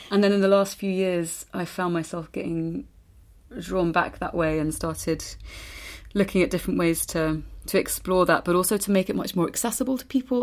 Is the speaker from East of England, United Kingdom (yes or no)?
yes; East Anglia, East of England, United Kingdom; moved away as an adult; also born or lived in London; now in Spain; I was born in London, grew up in East Anglia, moved back to London, and then moved back out. Well, moved to Spain